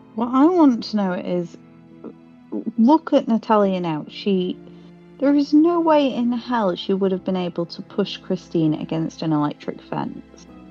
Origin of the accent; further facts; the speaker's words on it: United Kingdom; we're British.